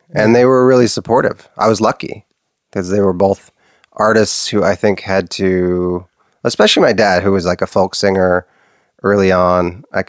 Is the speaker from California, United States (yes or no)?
yes; Los Angeles, California, United States; also born or lived in Santa Monica; I was born in Santa Monica, California, which is by the coast in LA.